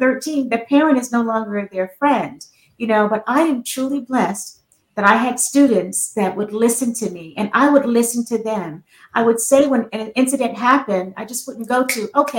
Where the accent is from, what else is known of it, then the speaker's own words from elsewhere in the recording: Fayetteville, North Carolina, United States; now in Maryland, United States; I'm from Fayetteville, North Carolina, but I live in Maryland now